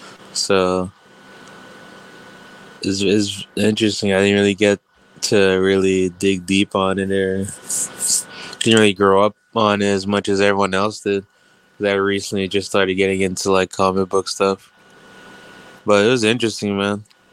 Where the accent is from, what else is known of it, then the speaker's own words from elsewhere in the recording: Jamaica; moved away; I grew up in Jamaica, Josh.